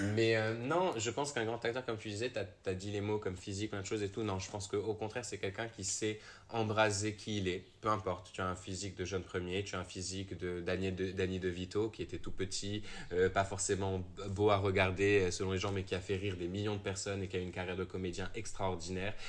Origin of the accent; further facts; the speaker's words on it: Morocco; moved away as an adult; also born or lived in England / France; j'ai quatre passeports, mais tu sais, comme tout le monde, j'ai été élevé au Maroc